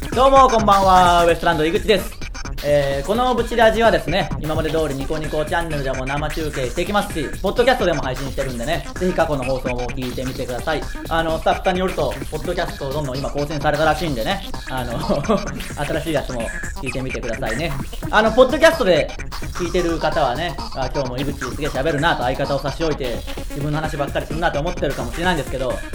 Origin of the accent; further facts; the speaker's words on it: Tsuyama, Okayama, Japan; 僕らの地元である岡山県津山市